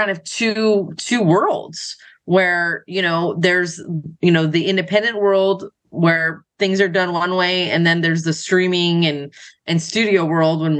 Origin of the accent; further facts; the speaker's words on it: Los Angeles, California, United States; I grew up in Los Angeles, so I was pretty much around it my entire life